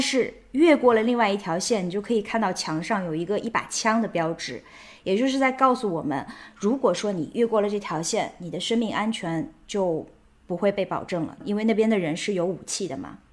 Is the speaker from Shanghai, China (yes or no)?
yes; Shanghai, China; also born or lived in Lanzhou, Gansu; 我出生在上海，我童年的绝大多数生活是在上海。 但同时呢，我还有另外一个身份呢，就是知青子女嘛。所以我也曾经跟着父母在甘肃兰州生活过